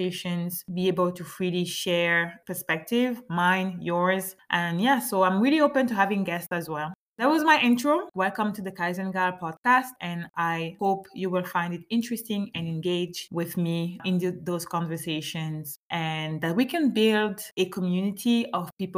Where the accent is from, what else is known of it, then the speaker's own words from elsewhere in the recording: Gabon; first language French; English is a second language; also born or lived in France; now in Montreal, Canada; my home country is Gabon